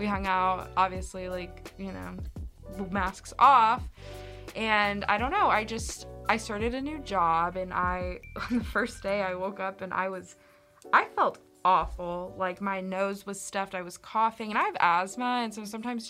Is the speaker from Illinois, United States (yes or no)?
no; Central Arkansas, United States; I'm from Central Arkansas